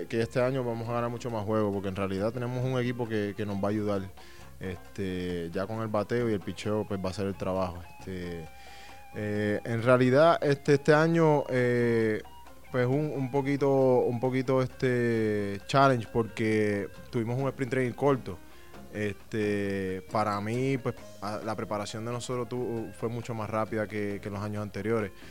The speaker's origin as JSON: {"language": "Spanish", "town": "San Juan", "country": "Puerto Rico", "tie": "born or raised there", "moved": "as an adult", "lives_now": "Detroit, United States", "said": "yo soy de Puerto Rico, eh, nací y crecí en San Juan, Puerto Rico"}